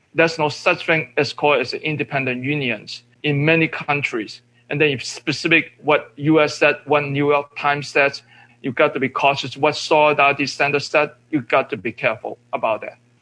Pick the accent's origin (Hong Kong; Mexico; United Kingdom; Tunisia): Hong Kong; moved away; I'm from Hong Kong. Uh, I am born in Hong Kong. I was uh, in labor movement in Hong Kong for close to 40 years